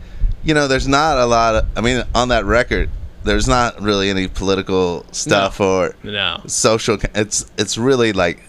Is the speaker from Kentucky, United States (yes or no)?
yes; Ludlow, Kentucky, United States; The city is called Ludlow, Kentucky.